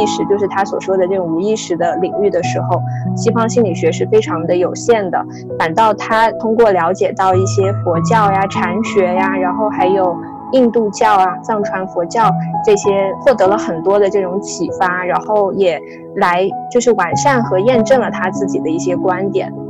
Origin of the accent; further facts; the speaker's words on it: Southwest China, China; 我从小是出生在那个中国的就是西南地区，它相对是一个也是比较受这种小乘佛教所影响的一个一个区域